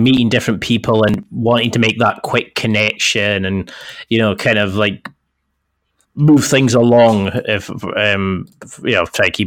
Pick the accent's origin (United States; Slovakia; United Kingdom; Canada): United Kingdom; the Highlands, Scotland; I am from the Highlands, Scotland